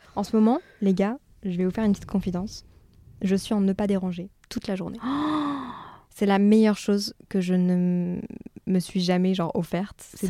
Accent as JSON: {"language": "French", "town": "Brussels", "region": "Brussels-Capital Region", "country": "Belgium", "also_born_or_lived": "Montreal, Canada", "moved": "as an adult", "said": "je viens de Bruxelles de base"}